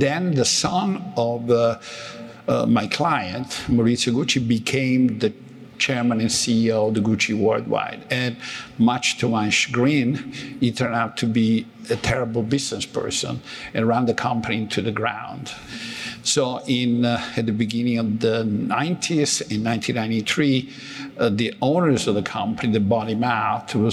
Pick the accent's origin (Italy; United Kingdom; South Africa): Italy; moved away as an adult; also born or lived in Calabria / Cambridge / New York / Washington; now in United States; I was born in Italy, I grew up in Italy